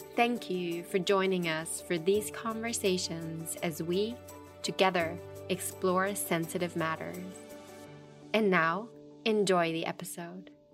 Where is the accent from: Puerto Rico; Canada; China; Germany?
Germany; I was born in Germany